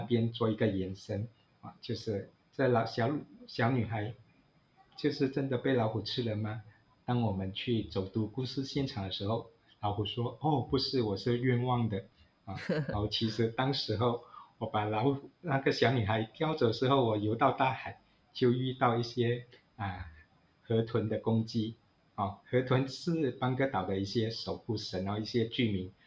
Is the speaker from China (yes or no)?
no; Malaysia; 我父亲来自中国，我是移民的第二代，啊，嗯，所以我们在寻求一个身份的认同的时候，就要，啊，找寻，身为马来西亚华人